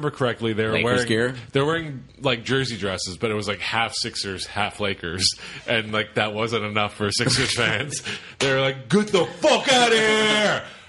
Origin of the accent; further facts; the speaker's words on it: Philadelphia, Pennsylvania, United States; I'm from Philly.